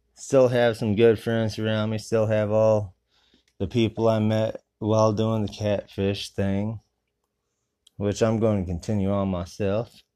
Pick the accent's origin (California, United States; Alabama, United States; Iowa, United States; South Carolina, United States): Iowa, United States; Grand Mound; My hometown is Grand Mound, Iowa